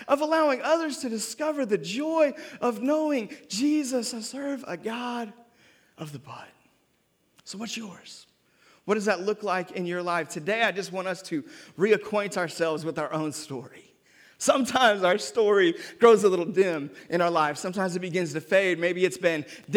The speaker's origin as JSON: {"language": "English", "town": "Seattle", "region": "Washington", "country": "United States", "also_born_or_lived": "North Carolina", "moved": "yes", "lives_now": "Memphis, United States", "said": "I'm from Seattle"}